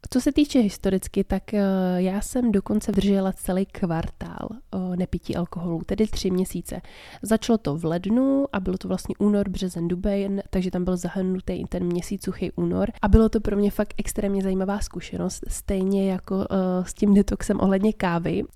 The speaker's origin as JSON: {"language": "Czech", "country": "Czechia", "said": "My asi fakt jako Češi"}